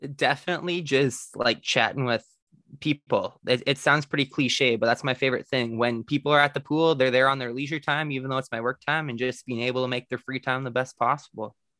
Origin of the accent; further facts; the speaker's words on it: the Prairies, Canada; growing up in the prairies in Canada